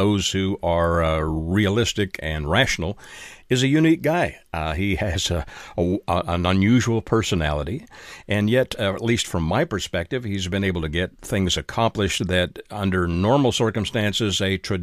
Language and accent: English; Canada; moved away; I am a Canadian by birth and have several Canadian family members